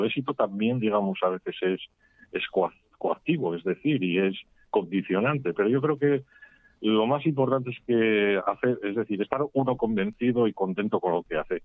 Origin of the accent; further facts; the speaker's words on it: Mieres, Asturias, Spain; also born or lived in Gijón; yo nací, soy natural de Mieres